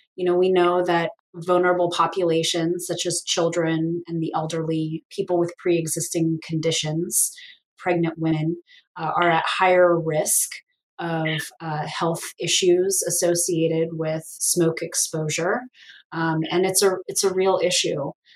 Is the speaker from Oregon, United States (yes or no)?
yes; Portland, Oregon, United States; now in Tri-Cities, United States; I grew up in Portland, Oregon